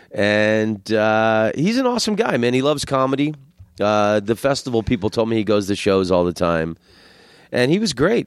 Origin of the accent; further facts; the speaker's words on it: Florida, United States; moved away; also born or lived in Amsterdam / Los Angeles; I'm from Florida